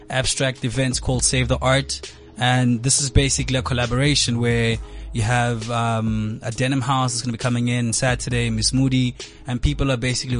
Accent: Mahikeng, North West, South Africa; born and raised in Mafikeng

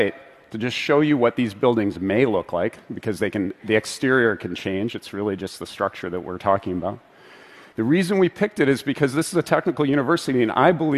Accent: Vancouver, British Columbia, Canada; my hometown of Vancouver

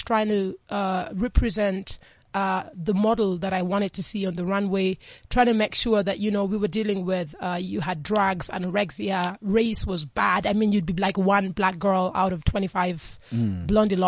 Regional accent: Kenya; moved away; also born or lived in New York; I'm born and raised in Kenya for most part

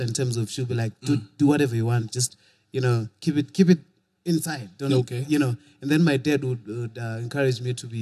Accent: Bulawayo, Zimbabwe; also born or lived in Kwekwe; I was born in Kwekwe. Went to Bulawayo as a little youth.

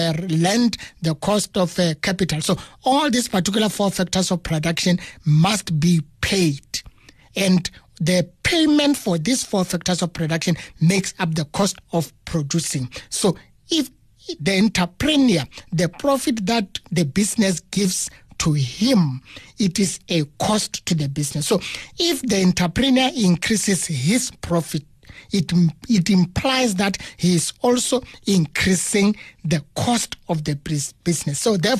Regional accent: South Africa; It means myself as a South African, I have to do what?

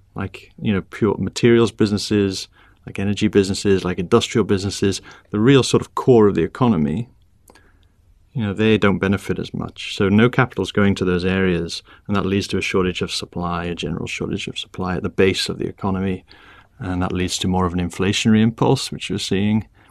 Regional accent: Wrexham, Wales, United Kingdom; moved away as an adult; also born or lived in Oxford / Cambridge / London; now in Bermuda; I grew up in Wales in a small town called Wrexham

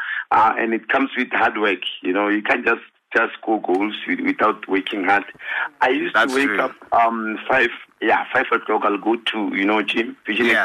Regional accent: Polokwane, Limpopo, South Africa; moved away as an adult; also born or lived in Pretoria / Johannesburg; As we're coming from, you know, Polokwane. Yes, I was born in Pretoria, Polokwane.

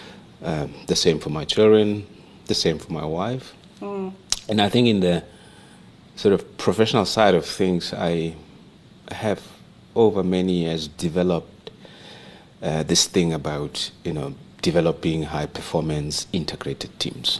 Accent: Rustenburg, North West, South Africa; I was born and raised in Rustenburg in the Northwest

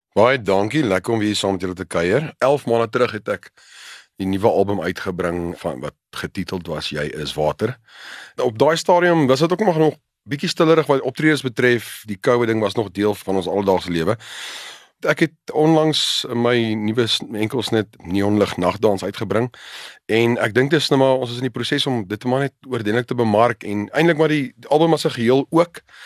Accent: South Africa; Ons as Afrikaners

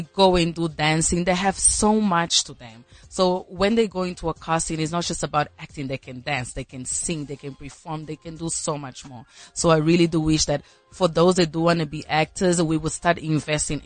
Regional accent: Angola; accent: Angolan; now in South Africa; My Angolan accent follows me wherever I go.

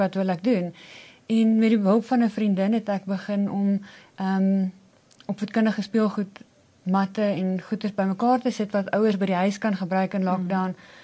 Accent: Pretoria, Gauteng, South Africa; ek is nog my hele lewe Pretoria meisie. Ek is hier gebore en ek het hier groot geword.

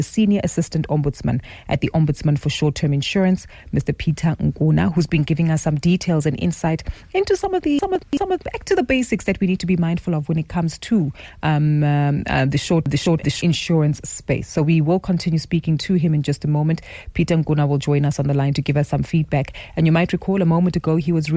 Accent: South Africa; as South African citizens

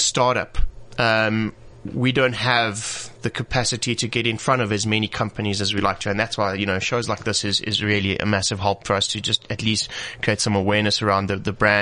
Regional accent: South Africa; we are proudly South African

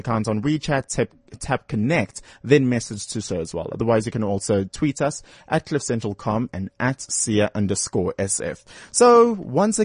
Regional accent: Durban, KwaZulu-Natal, South Africa; moved away; I grew up in Durban, so I never got the chance to actually, you know, go through schooling in Joburg.

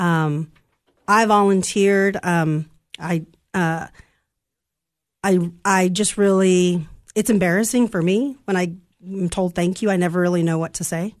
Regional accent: Santa Ana, California, United States; now in Cookeville, United States; I'm from California. I'm from Southern California, from Santa Ana, California

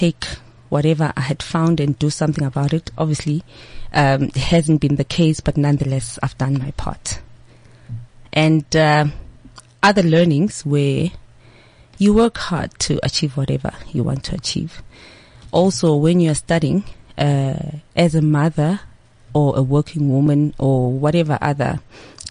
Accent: Eswatini; moved away; I'm from Swaziland. I don't hide that fact. They know that I was born and raised there.

